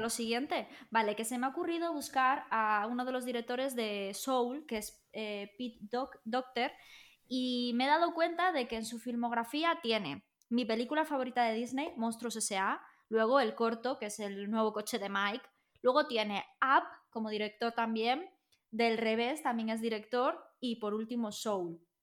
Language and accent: Spanish; Galicia, Spain; nosotros somos gallegos